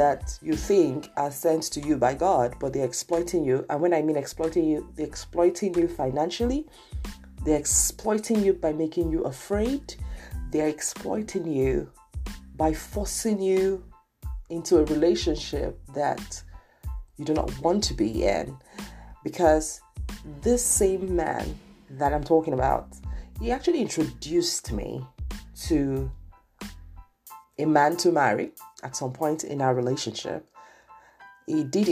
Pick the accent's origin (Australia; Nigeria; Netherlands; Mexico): Nigeria; Lagos; I grew up in Nigeria, for those of you who do not know that, Lagos, Nigeria, to be precise